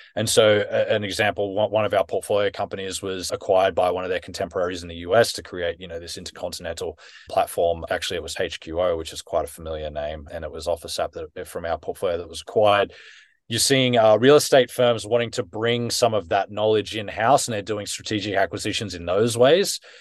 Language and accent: English; Australia; now in United Kingdom; I was born and raised in Australia.